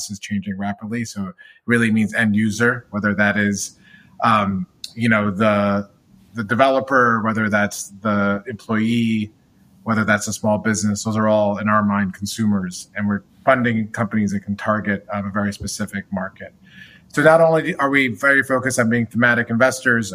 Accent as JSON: {"language": "English", "region": "Michigan", "country": "United States", "tie": "born or raised there", "moved": "as an adult", "lives_now": "New York, United States", "said": "I grew up in the Midwest in Michigan"}